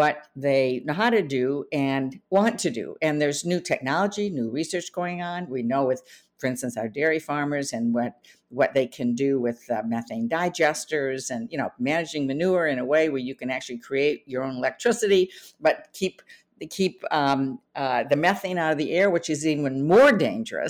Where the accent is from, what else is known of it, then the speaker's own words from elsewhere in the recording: Michigan, United States; I'm from Michigan.